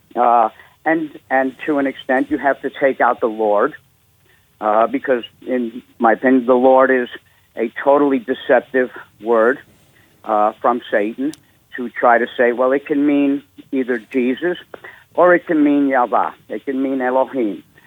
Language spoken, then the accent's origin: English; New York City, New York, United States; moved away as an adult; now in Huntersville, North Carolina, United States; I'm a Jew from New York, born in New York City in 58.